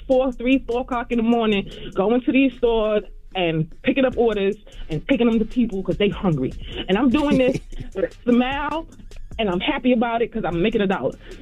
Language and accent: English; New York City, New York, United States; I'm from Brooklyn